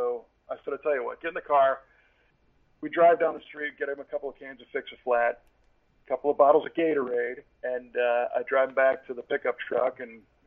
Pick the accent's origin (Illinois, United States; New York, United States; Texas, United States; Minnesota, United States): Illinois, United States; Chicago; moved away as an adult; also born or lived in Southern California; I grew up in the Chicago area, and I moved out to California in July.